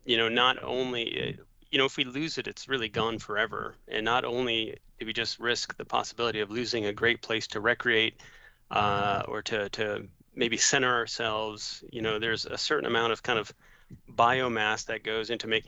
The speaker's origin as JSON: {"language": "English", "region": "New England", "country": "United States", "tie": "born or raised there", "said": "Growing up in New England too, I mean, you just have that those stunning change of colors with the foliage and everything."}